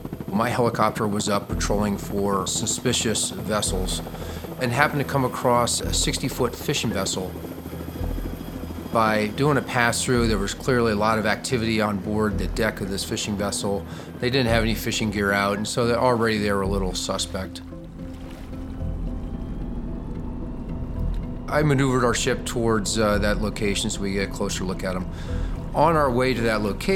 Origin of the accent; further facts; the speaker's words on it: Saranac Lake, New York, United States; now in Newport, United States; I'm from Saranac Lake, New York